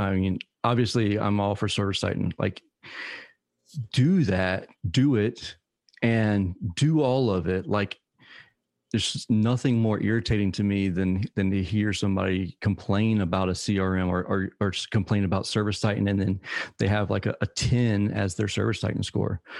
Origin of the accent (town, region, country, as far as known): Savannah, Georgia, United States